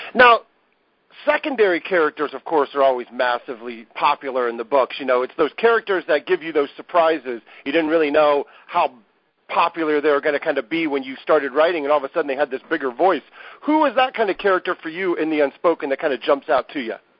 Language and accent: English; Ohio, United States; I grew up in the Midwest in Ohio